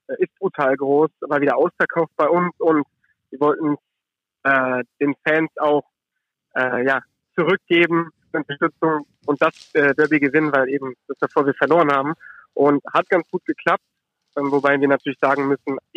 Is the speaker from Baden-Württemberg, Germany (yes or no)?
no; Düsseldorf, North Rhine-Westphalia, Germany; auch nicht den Kölnern als Düsseldorfer.